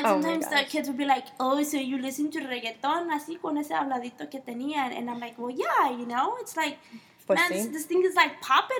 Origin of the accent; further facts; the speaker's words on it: Maywood, California, United States; I grew up in Maywood, Bell. I went to high school in Bell High, which is southeast L.A. And, you know, the majority is, it's a Mexican community.